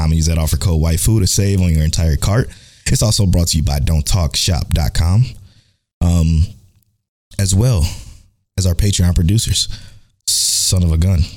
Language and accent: English; Cleveland, Ohio, United States; I'm from Cleveland